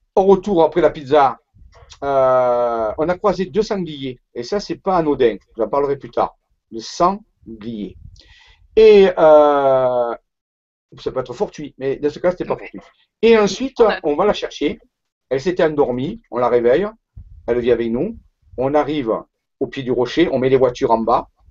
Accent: Marseille, Provence-Alpes-Côte d'Azur, France; also born or lived in Saint-Raphaël; je suis né à Marseille

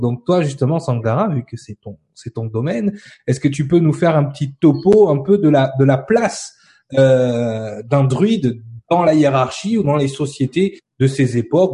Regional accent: France; nous en tant que Français et Européens

